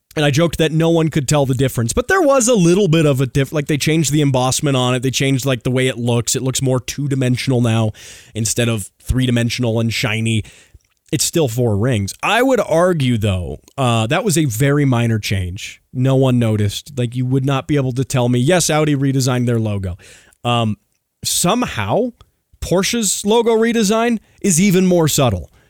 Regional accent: United States; as an American

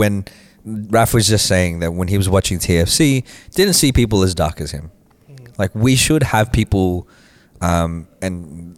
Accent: Australia; growing up in Australia

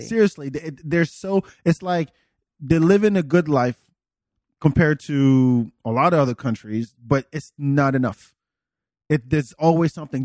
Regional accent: France; English is a second language; moved away; also born or lived in Senegal; born in, in Africa, but raised in France

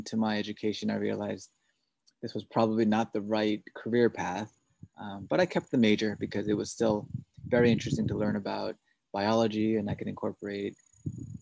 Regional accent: New York City, New York, United States; also born or lived in Korea / Massachusetts; I was born and raised in Queens, New York City.

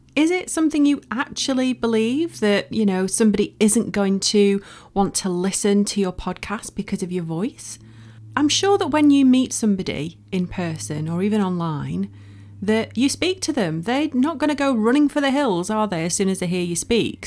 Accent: Bolton, North West England, United Kingdom; moved away as an adult; I'm from Bolton, um, in the northwest of the U K. Don't live there now, but I lived there for over twenty years

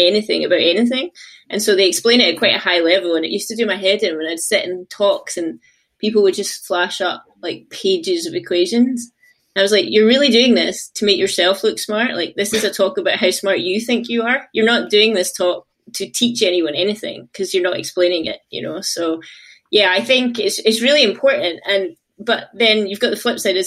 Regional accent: Glasgow, Scotland, United Kingdom; I'm from Glasgow, but I ended up moving to get a job over to the East Coast.

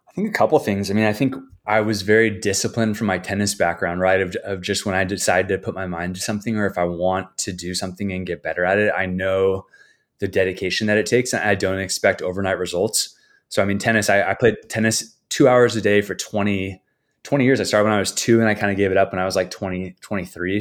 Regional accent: San Diego, California, United States; now in San Clemente, United States; I grew up in San Diego

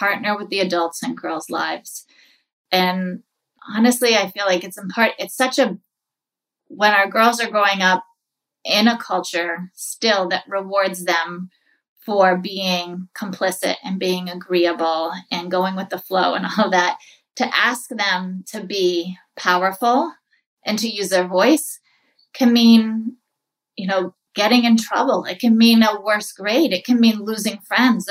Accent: New England, United States; moved away as an adult; also born or lived in New York City; I grew up in New England

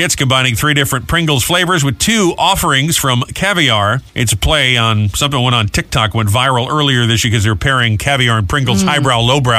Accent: Rhode Island, United States; moved away; my home state, Rhode Island.

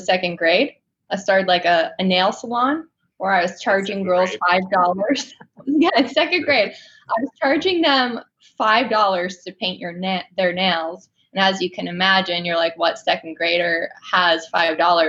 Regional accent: Northborough, Massachusetts, United States; I grew up in a small country town in the woods called Northborough, Massachusetts

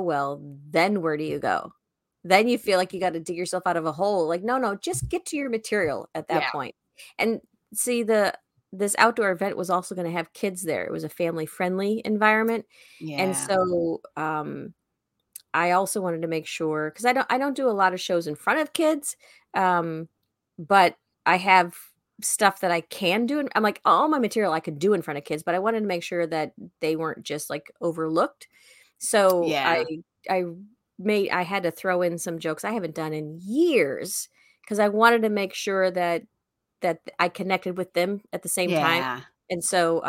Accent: Tornado Alley, United States; I'm from Tornado Alley

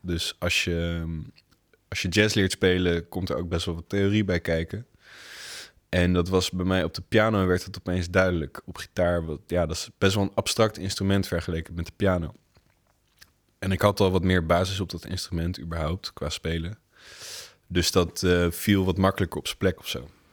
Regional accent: The Hague, South Holland, Netherlands; moved away as an adult; now in Rotterdam, Netherlands; ik ben inderdaad geboren en getogen in Den Haag

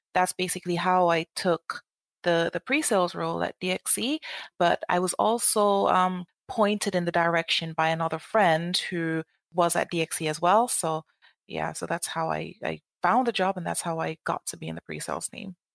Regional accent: Jamaica; moved away as an adult; now in United Kingdom; I'm from Jamaica, and I, when I finished university, I went back home

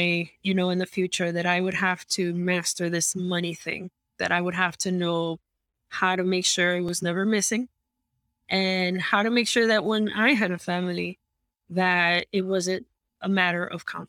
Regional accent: New York City, New York, United States; moved away as an adult; now in Miami, United States; I'm originally from New York. I was born and raised in Queens, New York

